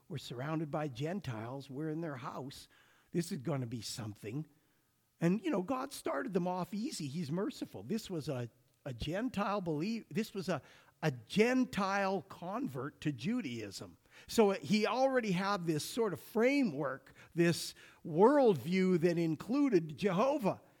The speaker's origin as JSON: {"language": "English", "region": "Alberta", "country": "Canada", "tie": "born or raised there", "said": "growing up in Alberta"}